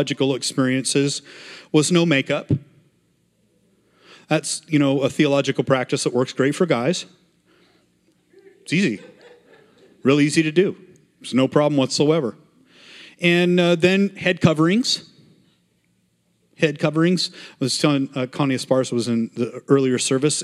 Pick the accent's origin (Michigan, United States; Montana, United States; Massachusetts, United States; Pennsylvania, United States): Montana, United States; I grew up in Montana